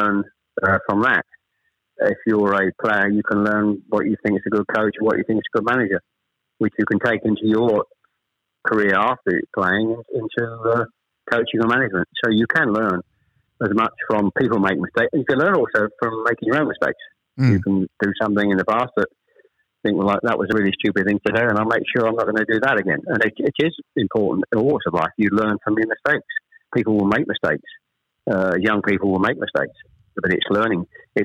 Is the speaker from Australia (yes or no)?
no; Chelmsford, East of England, United Kingdom; also born or lived in Ashton-under-Lyne / Manchester; We actually moved south from Manchester. I was born in Ashton-under-Lyne. We actually moved south to Chelmsford when I was probably, I was the eldest of three, when I was probably about 7